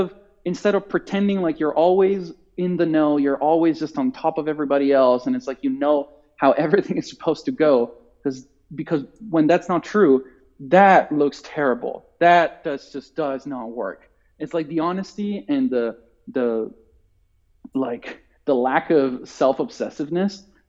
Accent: Italy; English is a second language; moved away; I'm Italian and like, you know, my accent is generally pretty good

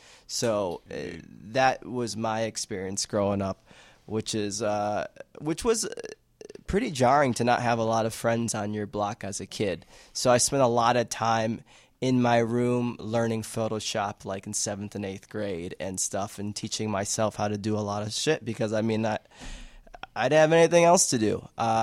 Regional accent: Chicago, Illinois, United States; I was born and raised in Avondale. I watched that neighborhood change completely from having a bunch of Latinos in the neighborhood

